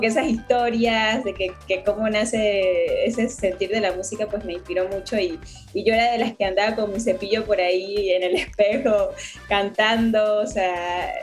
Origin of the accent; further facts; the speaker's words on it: La Chorrera, Panamá Oeste, Panama; also born or lived in Guadalajara, Mexico; no vivo en la ciudad de Panamá, eh, más como, digamos, como al interior o después del puente de las Américas, como a 45 minutos. Entonces ahí crecí